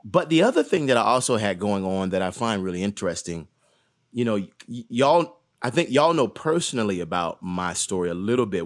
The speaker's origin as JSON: {"language": "English", "town": "Atlanta", "region": "Georgia", "country": "United States", "tie": "born or raised there", "said": "Born and raised in Atlanta, Georgia, um, raised on Auburn Avenue"}